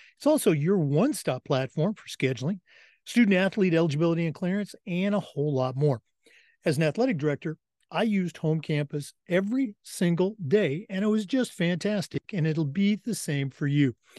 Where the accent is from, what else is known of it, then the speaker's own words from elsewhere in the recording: Oregon and Washington, United States; I grew up in Oregon and Washington